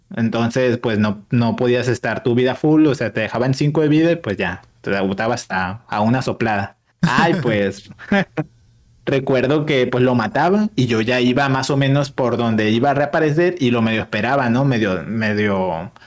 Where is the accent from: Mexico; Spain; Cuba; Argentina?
Mexico; Mazatlán, Sinaloa; yo soy de Mazatlán, de Mazatlán, Sinaloa